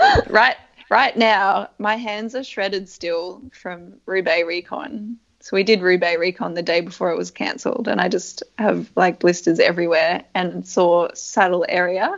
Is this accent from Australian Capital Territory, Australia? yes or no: yes; Canberra, Australian Capital Territory, Australia; moved away as an adult; also born or lived in Europe; where I grew up in Canberra is such a great place to live